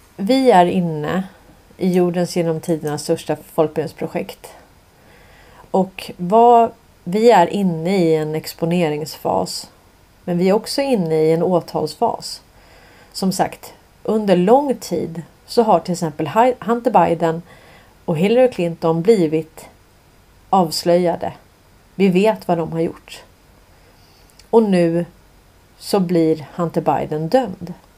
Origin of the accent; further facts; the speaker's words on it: Sweden; vi kommer från Sverige